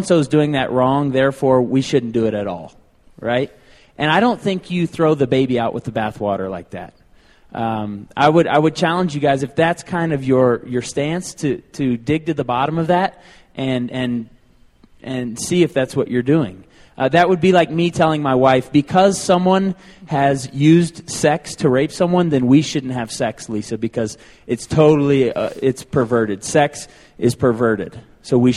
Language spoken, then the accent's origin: English; Tulsa, Oklahoma, United States; moved away as an adult; I came from Tulsa, Oklahoma, spent 22 years there